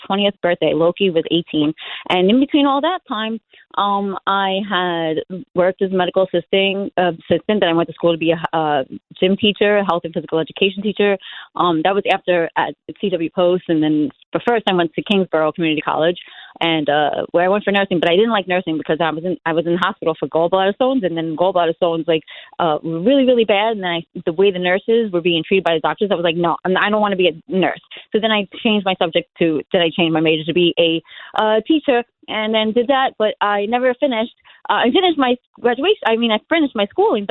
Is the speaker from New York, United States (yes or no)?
yes; New York City, New York, United States; I was born and raised in Benson Earth, Brooklyn, 1982